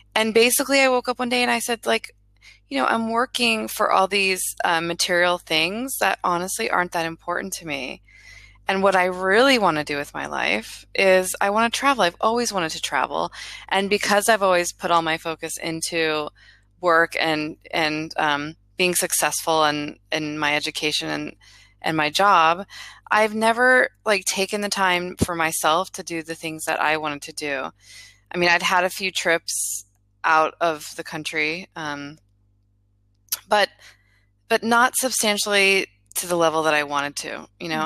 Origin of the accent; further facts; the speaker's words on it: Florida, United States; also born or lived in Miami; I grew up in Florida, and then I went to college in Miami, and I ended up staying in that area for 13 years.